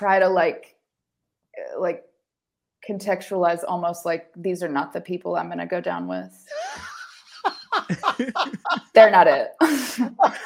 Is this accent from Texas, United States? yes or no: yes; Texas, United States; growing up in Texas